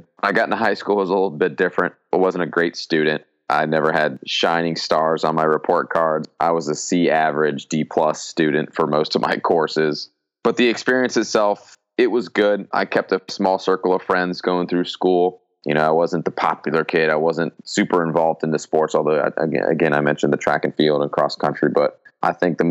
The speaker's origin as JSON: {"language": "English", "town": "Glendora", "region": "California", "country": "United States", "tie": "born or raised there", "also_born_or_lived": "Colorado", "said": "I grew up in Southern California. That's where I'm originally from. And I grew up in Glendora primarily, which is in LA County"}